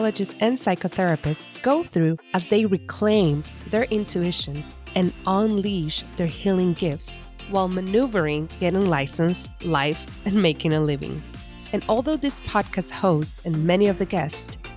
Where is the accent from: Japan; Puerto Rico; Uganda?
Puerto Rico; East Coast of Puerto Rico; also born or lived in San Juan, Puerto Rico; I was born and raised more on the East Coast in a smaller town, and now I was going to start school in the capital in San Juan